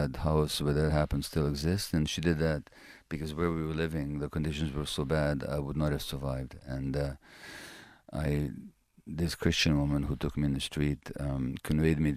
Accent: Budapest, Hungary; it's my birth city, Budapest. And I was born there in January 1944 to Jewish parents.

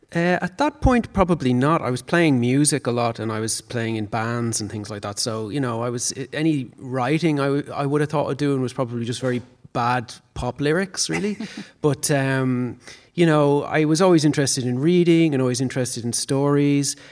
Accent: Dublin, Leinster, Ireland; I grew up in Raheny, so my upbringing was in the suburbs

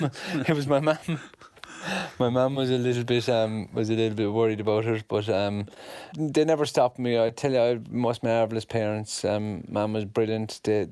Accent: County Cork, Ireland; I had a wonderful childhood. We lived on a farm in the town, so we had the best of both worlds.

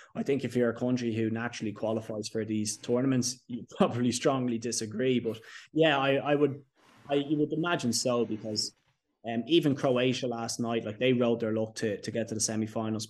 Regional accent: Ireland; us as Irish people

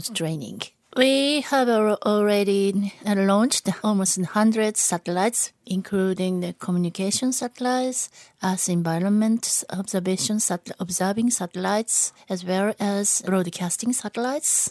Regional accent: Japan; I'm coming from Japan and I'm working for a Japanese space agency

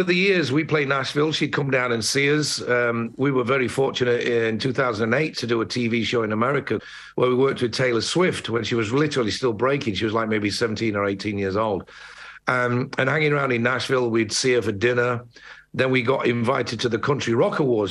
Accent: Sheffield, Yorkshire and the Humber, United Kingdom; moved away as an adult; now in Dublin, Ireland; I was born and bred in Sheffield, lived there for 21 years. I've been in Dublin for 38 years.

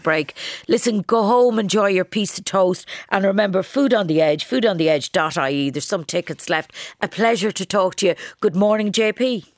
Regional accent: County Kildare, Ireland; now in Dublin, Ireland; the greatest county in Ireland, my home county, Kildare.

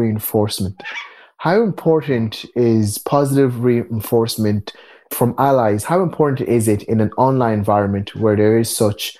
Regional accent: Ireland; a black child growing up in Ireland.

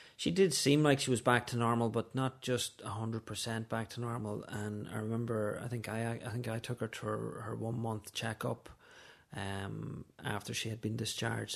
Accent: Letterkenny, Ulster, Ireland; now in Dublin, Ireland; I'm from Letterkenny in Donegal originally, but I live in Dublin with my wife Susan and our three children.

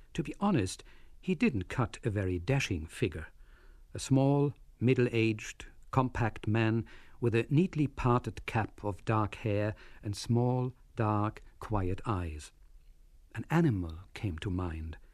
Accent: Berlin, Germany; moved away; my hometown of Berlin

